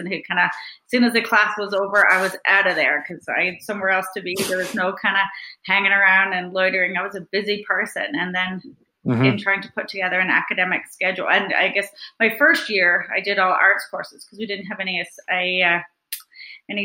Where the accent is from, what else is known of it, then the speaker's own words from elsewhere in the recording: Newfoundland and Labrador, Canada; moved away; I'm from Newfoundland, and I grew up in a small fishing village of 80 people, and I went to a one-room schoolhouse